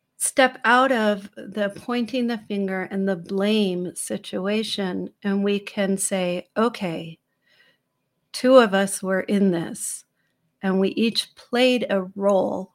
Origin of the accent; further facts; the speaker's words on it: San Francisco, California, United States; I was born in the Haight Ashbury in San Francisco